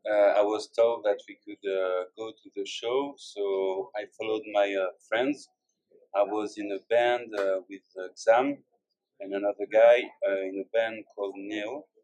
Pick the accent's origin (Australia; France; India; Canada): France; Bordeaux, Nouvelle-Aquitaine; English is a second language; I'm a 30 years old boy. I come from France, from Bordeaux, you know, the city of wine.